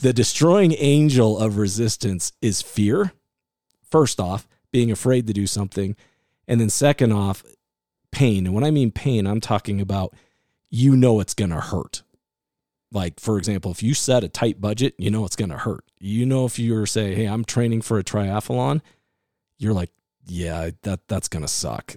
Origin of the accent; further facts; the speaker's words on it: Iowa, United States; also born or lived in California; now in Utah, United States; I was the kid growing up in Iowa